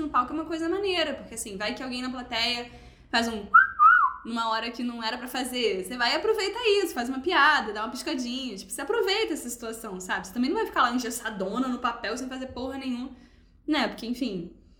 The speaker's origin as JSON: {"language": "Portuguese", "town": "Niterói", "region": "Rio de Janeiro", "country": "Brazil", "said": "Eu que sou de Niterói"}